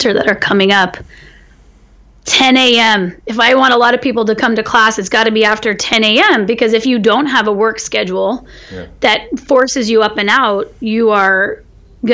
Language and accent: English; California, United States; as a Californian, and also as a farmer in California, which is my family was farming